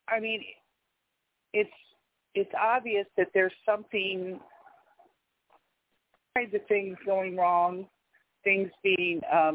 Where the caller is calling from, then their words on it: New York, United States; I'm in New York